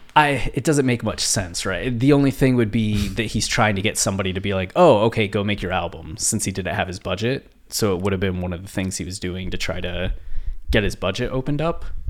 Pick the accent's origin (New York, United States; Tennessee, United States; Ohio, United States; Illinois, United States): Ohio, United States; moved away; people that I grew up with in Ohio